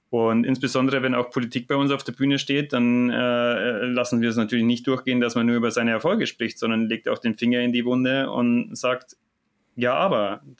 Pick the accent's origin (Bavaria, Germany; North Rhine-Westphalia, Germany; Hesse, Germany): Bavaria, Germany; Munich; aber als Münchner sagt man natürlich, hier bei mir zu Hause geht doch viel ab.